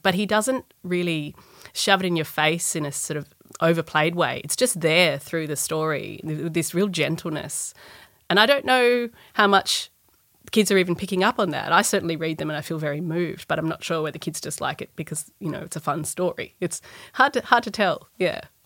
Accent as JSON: {"language": "English", "town": "Sydney", "region": "New South Wales", "country": "Australia", "tie": "born or raised there", "said": "I grew up in Balmain."}